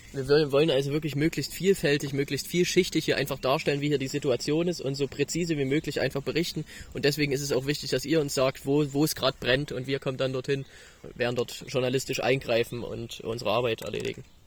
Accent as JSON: {"language": "German", "area": "the East", "region": "East Germany", "country": "Germany", "said": "Wir kommen aus dem Osten"}